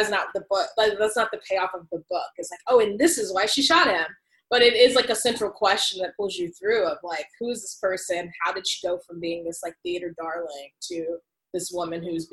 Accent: United States; experiencing myself as an American

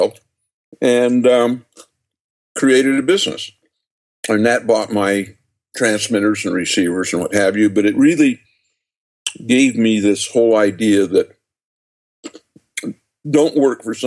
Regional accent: just outside of Salt Lake City, Utah, United States; I was born and raised in just outside of Salt Lake City

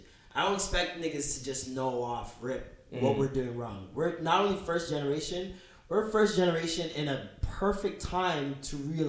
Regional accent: Jamaica; You can't name one person in your family that doesn't have a problematic view on women. We're Jamaican.

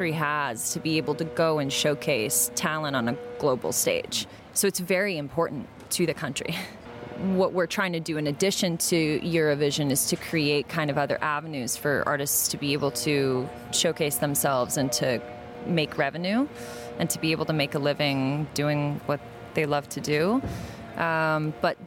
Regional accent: United States; I wasn't born in Armenia. I was born in the States, but I'm Armenian

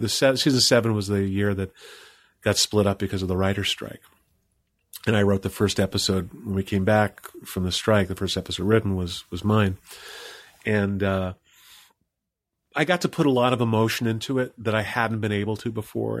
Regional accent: Old Bethpage, New York, United States; the only other actor to come out of my hometown, which is Old Beth Page, Long Island

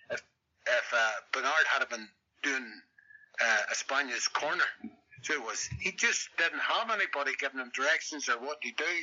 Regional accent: Ballymena, Northern Ireland, United Kingdom; also born or lived in Romford, England; I stay in Ballymena, yeah. my hometown

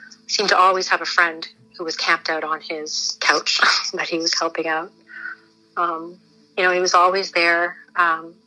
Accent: Toronto, Ontario, Canada; We grew up in Scarborough

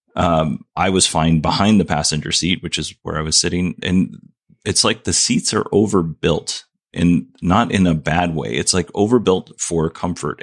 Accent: Kenai Peninsula, Alaska, United States; moved away; I grew up on the Kenai Peninsula, which includes Nikiski, Soldotna, Kenai

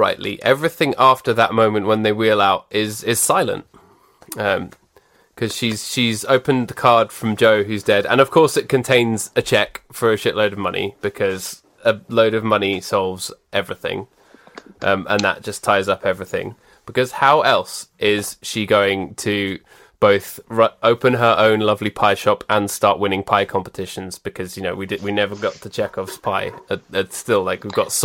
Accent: United Kingdom; as British people

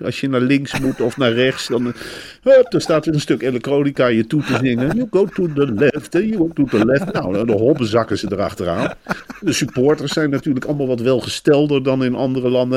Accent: Arnhem, Gelderland, Netherlands; in mijn jeugd in Arnhem

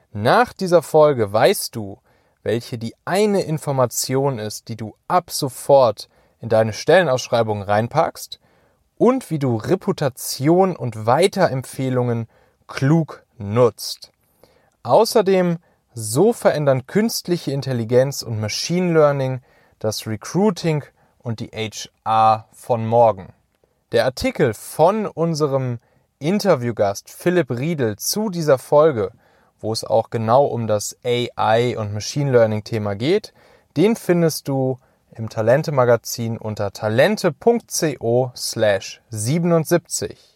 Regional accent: Rhineland, Germany; now in Hamburg, Germany; wenn ich in der Heimat, also im Rheinland

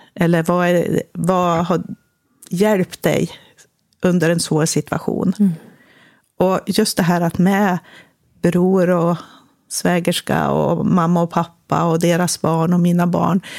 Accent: Västernorrland County, Sweden; moved away as an adult; also born or lived in Germany / United States / Uppsala; uppe i Västernorrland, där jag kommer ifrån. Eller i Ångermanland

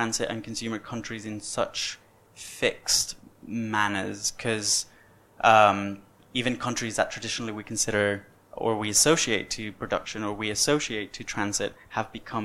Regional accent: Venezuela; moved away as an adult; when I was born in Venezuela

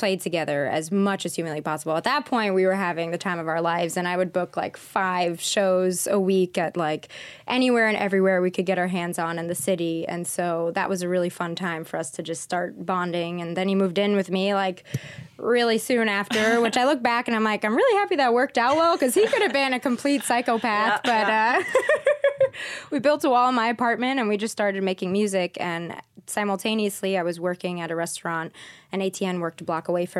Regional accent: New York, United States; I grew up in New York

